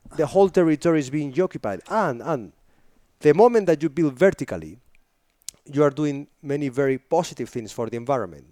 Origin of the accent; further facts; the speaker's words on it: northern Spain, Spain; English is a second language; moved away; I come from a very little city, northern Spain